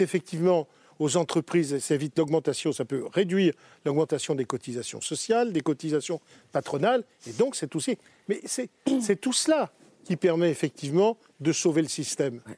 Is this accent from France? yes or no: yes; France; Je suis Français